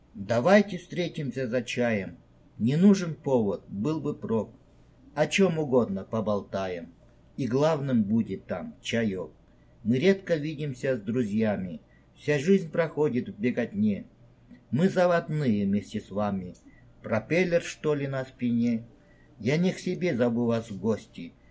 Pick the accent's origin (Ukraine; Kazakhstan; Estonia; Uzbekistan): Uzbekistan; Tashkent; moved away as an adult; now in South Korea; я из Ташкента, приехал в Корею